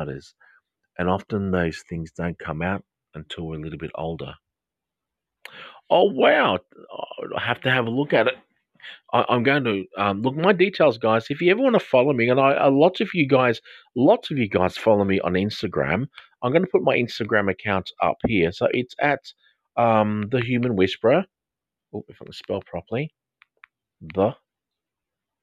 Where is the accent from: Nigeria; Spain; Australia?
Australia; I'm from Australia